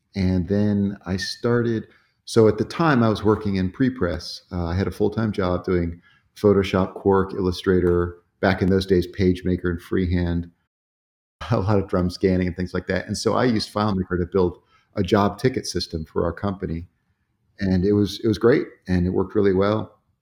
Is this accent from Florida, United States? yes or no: yes; Sarasota, Florida, United States; moved away as an adult; also born or lived in Atlanta, Georgia; now in Roswell, United States; I grew up in Sarasota, Florida